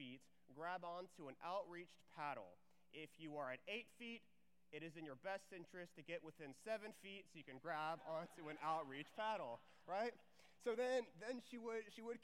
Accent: Houston, Texas, United States; also born or lived in Waco, Texas / Dallas, Texas; I'm from Texas, so my parents grew up in Texas, and then I grew up in the Houston area

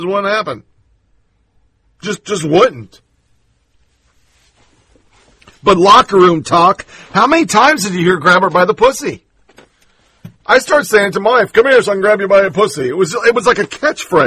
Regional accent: Tennessee, United States; My home state, Clarksville, Tennessee

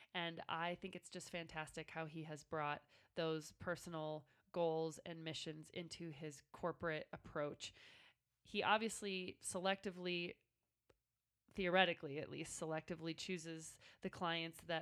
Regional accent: Nebraska, United States; my home state of Nebraska

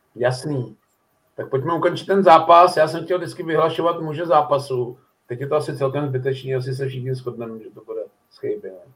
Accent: Týnov, northern Bohemia, Czechia; moved away; já mám spoustu známých tam na severu, protože jsem z Týnova

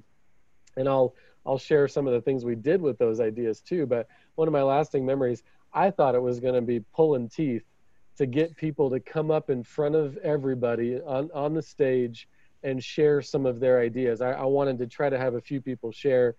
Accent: Idaho, United States; I'm from Idaho

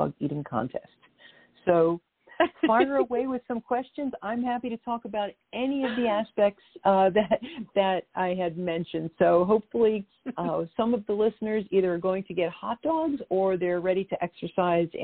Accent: New York City, New York, United States; I'm born and raised in Brooklyn.

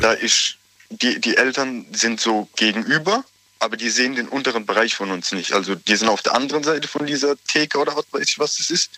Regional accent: Aglasterhausen, Baden-Württemberg, Germany; aus Aglershausen. Das ist bei Sinsheim da in Moosbach in der Nähe

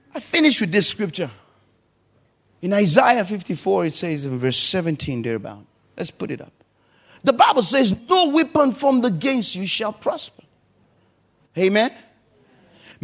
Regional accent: Nigeria; now in Perth, Australia; I'm from Nigeria. We can have church anywhere.

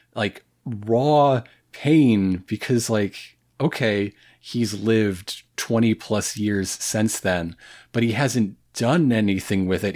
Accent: United States; as an American

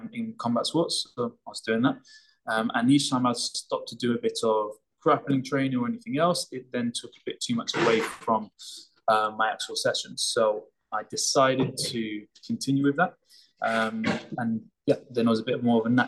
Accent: London, United Kingdom; keeping us active and out of trouble growing up in Hackney

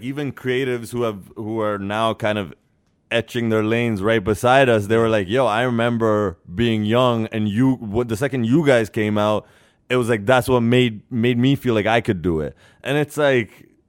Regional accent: California, United States; I was at a wedding the other day and I was like, yo, I'm from the Bay Area.

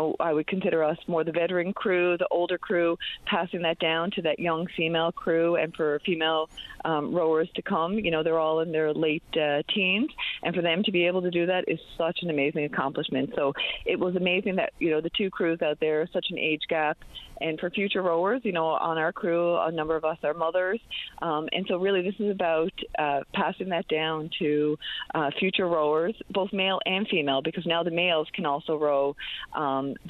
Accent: St. John's, Newfoundland and Labrador, Canada; I grew up right around Kittivitty Lake.

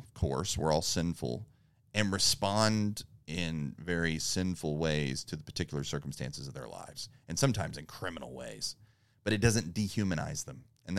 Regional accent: East Texas, United States; We're from East Texas.

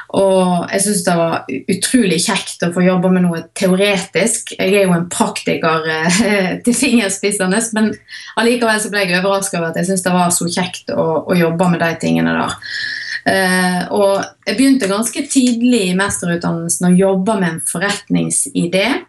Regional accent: Hardanger, Vestland, Norway; now in Voss, Norway; jeg er opprinnelig fra Hardanger

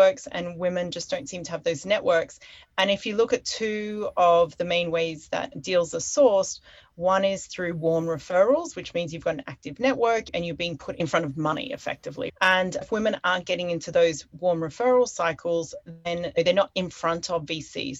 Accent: Australia; moved away as an adult; also born or lived in London; now in Hong Kong; I'm originally from Australia

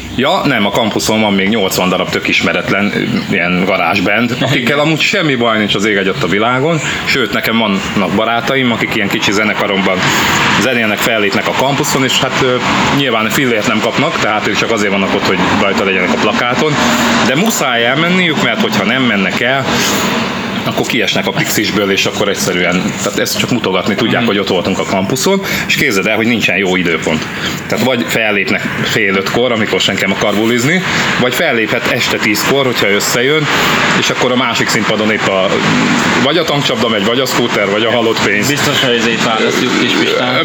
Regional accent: Debrecen, Hajdú-Bihar, Hungary; mi debreceniek vagyunk

